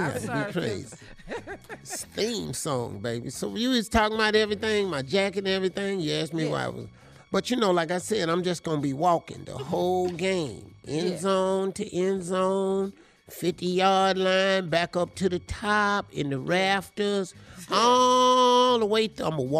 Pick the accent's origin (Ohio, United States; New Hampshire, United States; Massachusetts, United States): Ohio, United States; Cleveland; Now, I'm going to tell you what's happening, because I'm from Cleveland.